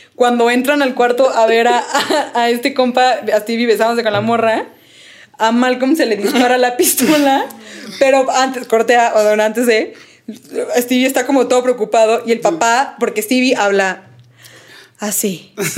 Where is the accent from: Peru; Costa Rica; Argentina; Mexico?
Mexico; Donde yo antes vivía de niña en Cuapita la Bella. cuapa Eh, Cuapa.